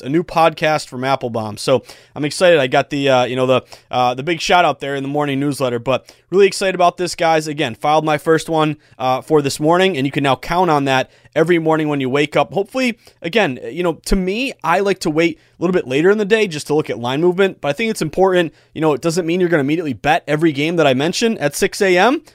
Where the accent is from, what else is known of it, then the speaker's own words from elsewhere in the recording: Western Massachusetts, United States; I'm reliving my uh, my youth there. Uh, 2005 Mount Greylock Mounties. Uh, we came in. we actually were the runner up in the Western Mass semifinal.